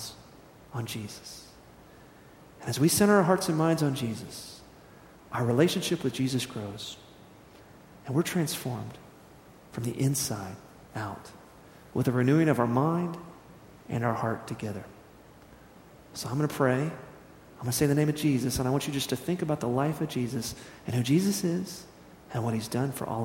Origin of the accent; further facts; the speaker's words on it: United States; As American Christians